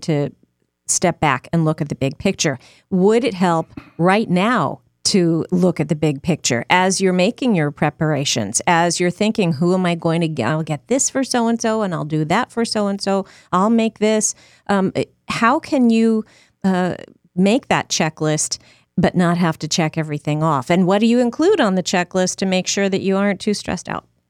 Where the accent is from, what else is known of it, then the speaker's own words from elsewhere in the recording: Northeast, United States; moved away; I grew up in the Northeast